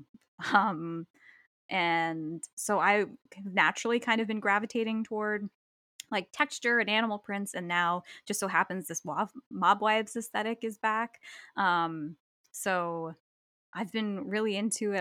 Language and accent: English; New Jersey, United States; now in Western New York, United States; I'm from New Jersey